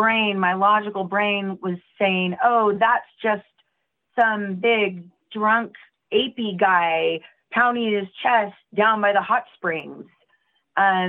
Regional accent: Portland, Oregon, United States; I'm from Oregon

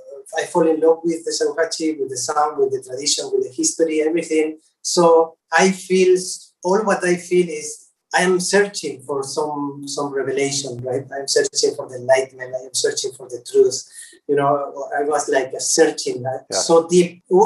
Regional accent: Argentina; born there; English is a second language; I am totally agree with that because I was born in Argentina. I am Spanish. And I have some kind of roots, Native American, from the South America.

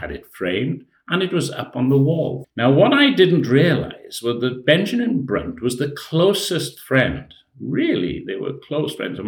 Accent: Trefeglwys, Wales, United Kingdom; now in Shrewsbury, United Kingdom; I'm a Welshman living in Shrewsbury, and I'm from a village called Treveglwys in Montgomeryshire.

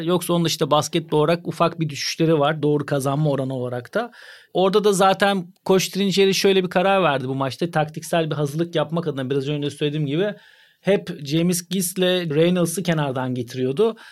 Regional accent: Turkey; bir Türk olarak

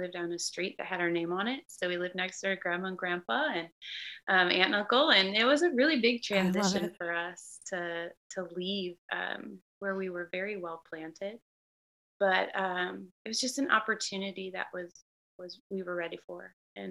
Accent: Illinois, United States; I am born and raised in Illinois

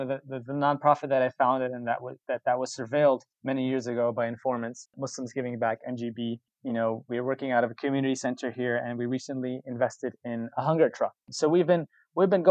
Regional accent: New York City, New York, United States; I was born and raised in Brooklyn, been, you know, a lifelong New Yorker my whole life

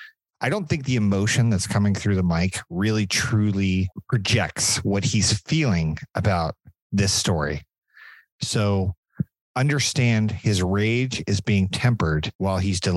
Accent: United States; I'm American.

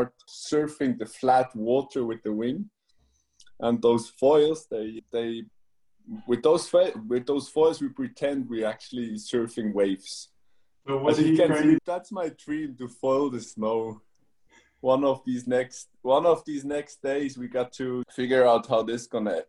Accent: Switzerland; I'm born and raised in Switzerland

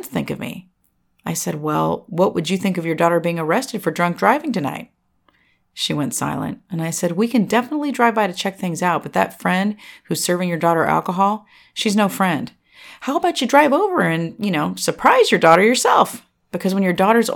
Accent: California Bay Area, United States; moved away as an adult; now in Tennessee, United States; I was raised in the California Bay Area

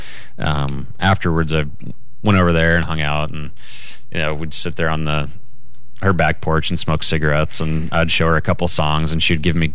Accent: Idaho, United States; I'm from Idaho

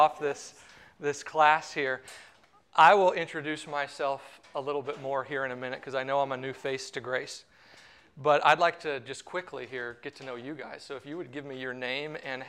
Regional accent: St. Louis, Missouri area, United States; moved away as an adult; also born or lived in Palm Beach, Florida / Pensacola, Florida; now in Orlando, United States; I'm originally from the St. Louis, Missouri area, a little bit south of there, about an hour south of there

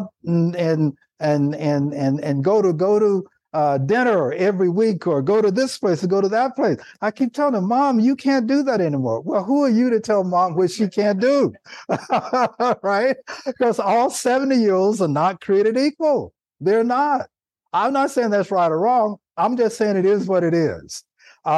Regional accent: Nashville, Tennessee, United States; now in California, United States; I live in the state of California now, and that I grew up in Nashville, Tennessee

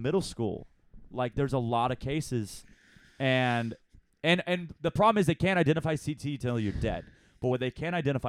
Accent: Ottawa, Ontario, Canada; Growing up in Ottawa, you just come out there and you just fight dudes.

